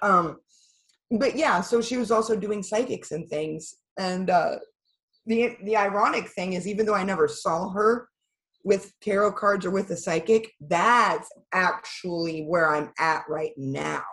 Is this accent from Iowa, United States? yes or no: yes; Iowa, United States; also born or lived in Pennsylvania; I actually wasn't born in Iowa. I was born in Pennsylvania